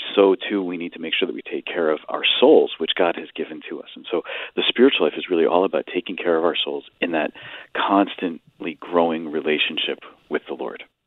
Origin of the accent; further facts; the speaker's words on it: Stratford, Connecticut, United States; I grew up in Stratford, uh, product of the Catholic schools of the Diocese of Bridgeport